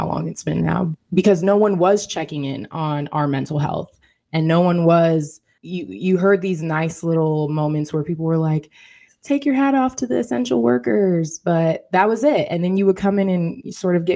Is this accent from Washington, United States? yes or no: yes; Seattle, Washington, United States; moved away as an adult; now in Philadelphia, United States; prior to my move to Philadelphia, I am from Seattle, Washington